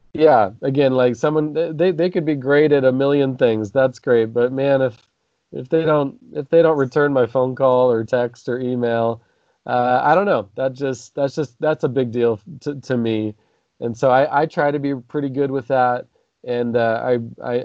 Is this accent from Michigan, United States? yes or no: no; Nampa, Idaho, United States; how I grew up here in Nampa